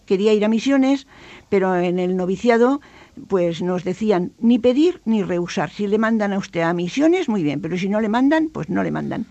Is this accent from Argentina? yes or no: no; Pamplona, Navarre, Spain; Carlos III 8, donde yo nací